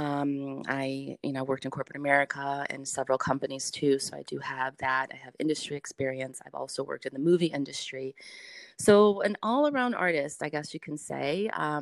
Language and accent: English; United States; I was born and raised in Fiore's Italian Deli, which we are in the city, area in Oakley. Been there 30 plus years